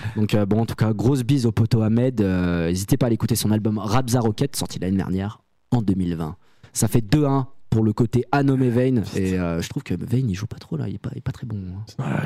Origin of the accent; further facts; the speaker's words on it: Saint-Étienne, Auvergne-Rhône-Alpes, France; on vient de Saint-Etienne